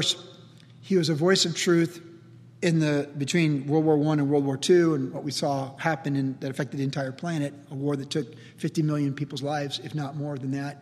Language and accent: English; Carlsbad, United States; when you're growing up in Carlsbad in the 70s